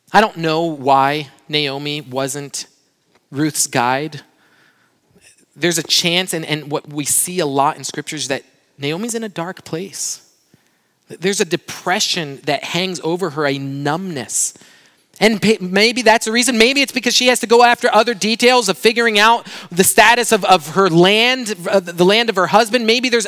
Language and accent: English; Brazil; now in United States; my hometown in Brazil